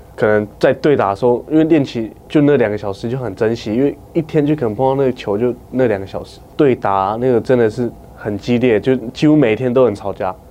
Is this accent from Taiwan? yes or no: yes; Taiwan; 我的家乡是Skoyao， Skoyao 是我们的部落的名字